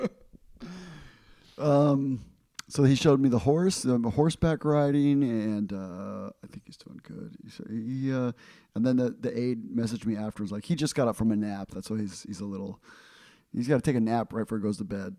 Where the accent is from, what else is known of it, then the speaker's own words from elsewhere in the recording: Ecuador; moved away; I grew up in Ecuador